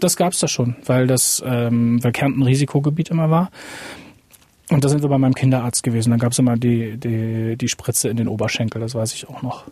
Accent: Lingen, Lower Saxony, Germany; moved away; Lingen ist eigentlich Stadtgebiet. Wir wohnen, ich bin am Stadtrand aufgewachsen

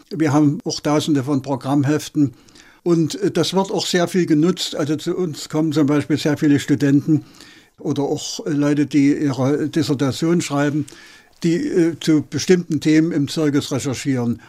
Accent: Ehrenfriedersdorf, Saxony, Germany; now in Berlin, Germany; Ich bin im Erzgebirge äh, groß geworden, in Ernfriedersdorf, eine kleine Stadt

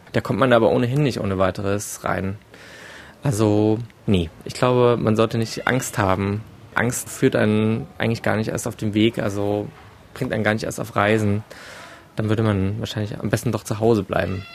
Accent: Germany; hier bei uns in Deutschland

